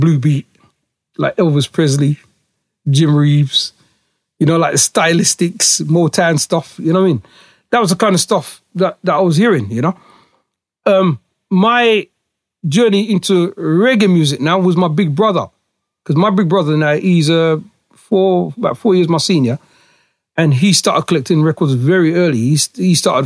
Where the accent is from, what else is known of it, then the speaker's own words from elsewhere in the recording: Huddersfield, Yorkshire and the Humber, United Kingdom; I was born here in the UK in Yorkshire. I'm a Yorkshireman. Born in a place called Lower Houses in Huddersfield